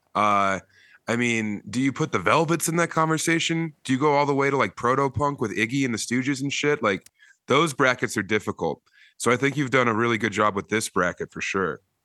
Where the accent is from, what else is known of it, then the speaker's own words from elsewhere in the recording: Elizabeth, Colorado, United States; I was born in nineteen eighty-seven in eastern Colorado in a town of less than a thousand people, Elizabeth, Colorado, out, uh, kinda near Kansas